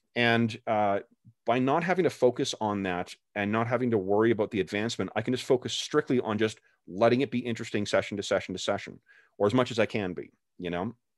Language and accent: English; Canada; I'm Canadian